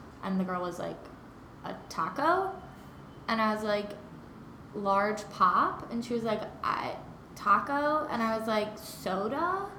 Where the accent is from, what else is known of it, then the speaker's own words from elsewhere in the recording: Midwest, United States; now in New York, United States; I'm from the Midwest and we say, instead of like soda, you say pop.